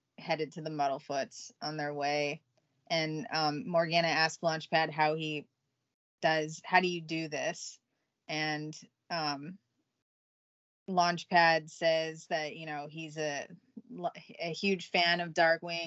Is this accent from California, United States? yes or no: yes; the Valley, California, United States; I'm from the Valley